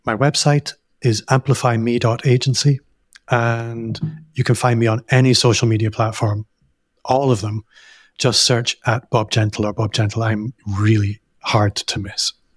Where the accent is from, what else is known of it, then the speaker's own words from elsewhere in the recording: Hong Kong; moved away; I grew up in Hong Kong